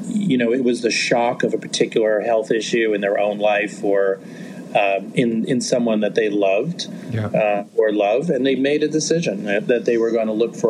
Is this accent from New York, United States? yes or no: yes; New York City, New York, United States; moved away as an adult; also born or lived in Cleveland / Chicago / Los Angeles; I grew up in New York